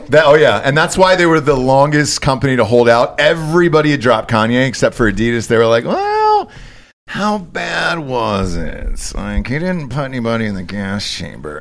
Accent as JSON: {"language": "English", "region": "Georgia", "country": "United States", "moved": "yes", "lives_now": "Austin, United States", "said": "I'm from Georgia"}